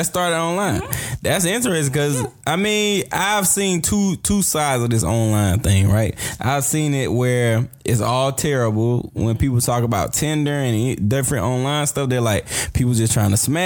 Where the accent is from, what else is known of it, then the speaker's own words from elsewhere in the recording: Morven, Georgia, United States; I grew up in a small town, 600 people. Where you from? I'm from Morven, Georgia.